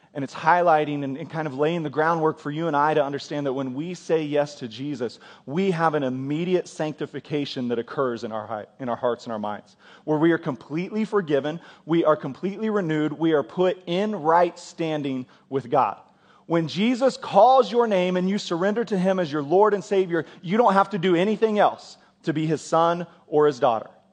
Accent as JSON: {"language": "English", "country": "United States", "said": "as American Christians"}